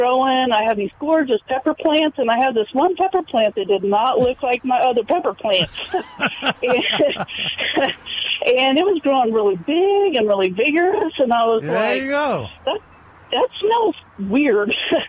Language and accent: English; San Antonio, Texas, United States; born or raised there